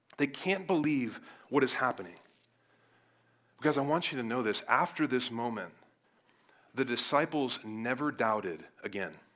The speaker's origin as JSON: {"language": "English", "town": "Cleveland", "region": "Ohio", "country": "United States", "said": "I'm from Cleveland, the Browns"}